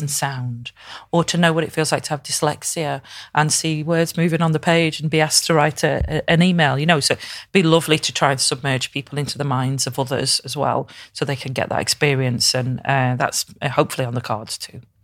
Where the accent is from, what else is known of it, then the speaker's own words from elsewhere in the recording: Crewe, North West England, United Kingdom; now in Liverpool, United Kingdom; I'm from Crewe up the road